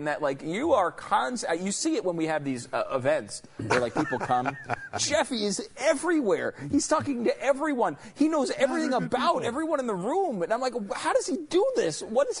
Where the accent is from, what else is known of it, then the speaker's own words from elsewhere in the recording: Northeast, United States; moved away; I'm from the Northeast.